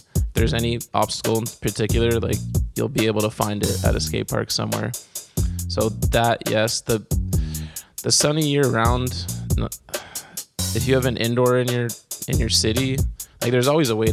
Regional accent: Toronto, Ontario, Canada; accent: Canadian; we're also from Toronto, so we don't really hear our own accent, right?

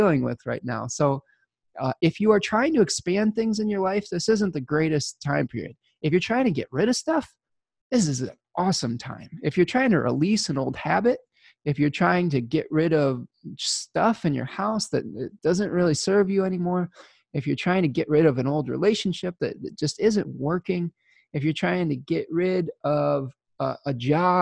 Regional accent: Midwest, United States; being a Midwesterner. We have all four seasons here

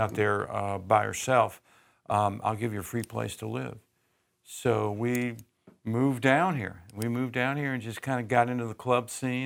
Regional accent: Louisville, Kentucky, United States; moved away as an adult; also born or lived in Cleveland, Ohio; now in Nashville, United States; I went to high school in Louisville, Kentucky

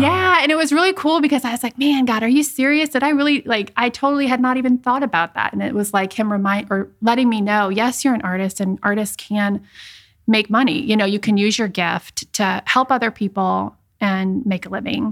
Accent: Iowa, United States; moved away as an adult; also born or lived in Richmond, Virginia; I am from Iowa, Midwest girl

